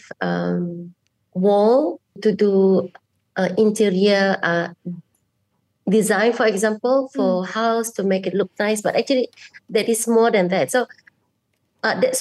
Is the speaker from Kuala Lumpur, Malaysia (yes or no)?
no; Kuching, Sarawak, Malaysia; I'm a bidayuh from Kuching, Sarawak, and I am an anthropologist at the Department of Anthropology.